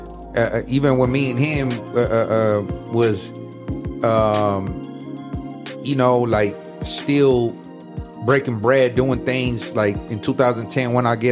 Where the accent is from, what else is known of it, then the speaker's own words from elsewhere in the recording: Inglewood, California, United States; growing up in Inglewood